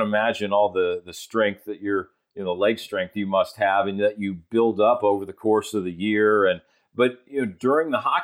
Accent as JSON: {"language": "English", "region": "South Florida", "country": "United States", "tie": "born or raised there", "said": "I grew up in South Florida"}